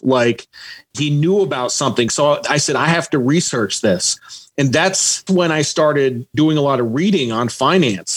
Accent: Norwich, Connecticut, United States; moved away as an adult; I grew up mostly in Connecticut my dad was in the Coast Guard, and I kind of moved around until age seven. My parents got divorced, and then I moved to Norwich, Connecticut

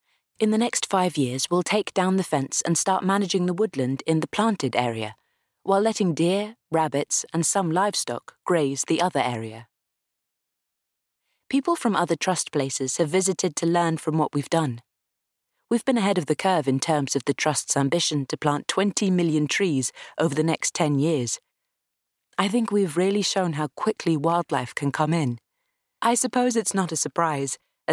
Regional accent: South East England, United Kingdom; I was brought up on the South Downs, and several members of my family worked on some of the big estates nearby, so it's in my bones.

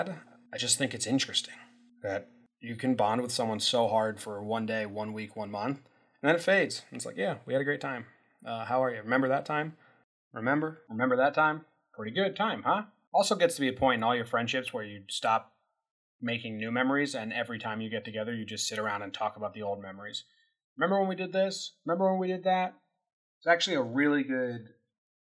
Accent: Illinois, United States; moved away; I moved away from Illinois

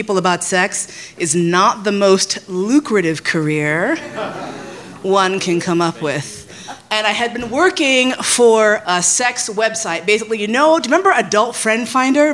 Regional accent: New York, United States; moved away as an adult; also born or lived in San Francisco; I left San Francisco. I grew up in New York. I moved out to the West Coast, did the West Coast thing, came back

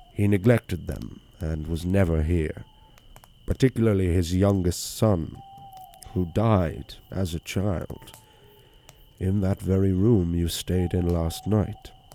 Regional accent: Wicklow, County Wicklow, Ireland; it's a pub in my hometown that serves as a B and B as well, um, the Bridge Tavern

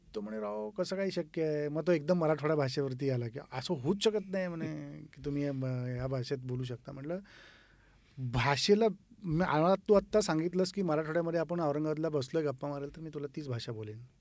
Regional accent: Yenegur, Maharashtra, India; moved away as an adult; also born or lived in Pune; now in Mumbai, India; उमार्गा तालुक्यातून माझं मूळ गाव येणेगूर

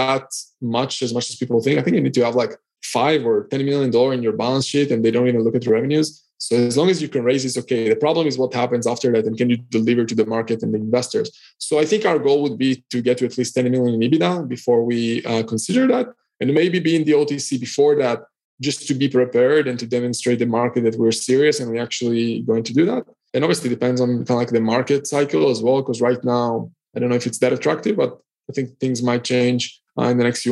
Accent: Israel; now in Cyprus; so I'm originally from Israel. I'm currently based in Cyprus.

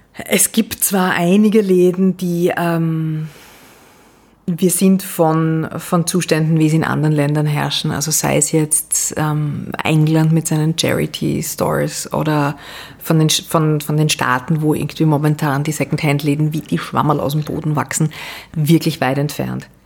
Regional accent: Vienna, Austria; Ich bin ähm, Wienerin sehr leidenschaftlich

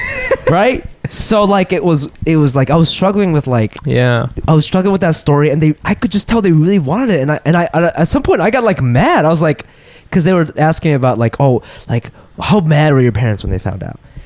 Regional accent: Japan; I'm like, first of all, I'm not from Tokyo, so I have no fucking idea what the fuck you're talking about. And it's like, Japan's a first world country.

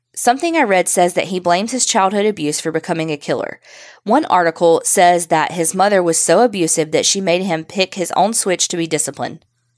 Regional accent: Barnwell, South Carolina, United States; I grew up in Barnwell, South Carolina, which is a really small town. Everybody knew everybody's business.

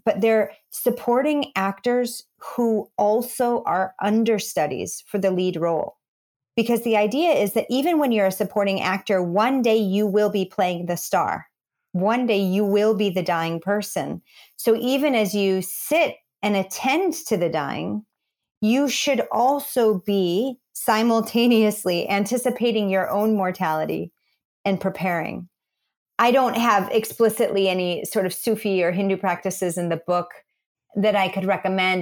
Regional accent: Midwest, United States; I'm a kid from the Midwest and grew up in church

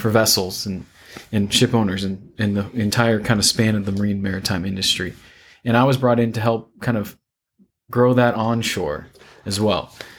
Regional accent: Santa Cruz, California, United States; moved away as an adult; also born or lived in San Luis Obispo, California; now in Houston, United States; I'm an environmental engineer from Northern California, a beach town called Santa Cruz

